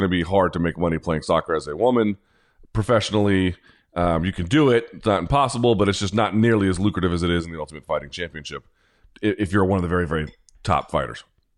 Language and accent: English; Chicago, Illinois, United States; We're both from Chicago, a city of violence. Somewhere we need to uplift. I used to shout this man out for being from the same city as me.